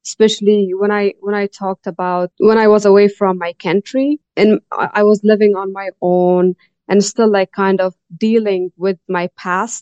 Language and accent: English; Afghanistan; moved away as an adult; also born or lived in Tajikistan; now in Canada; when I was a kid or growing up in Afghanistan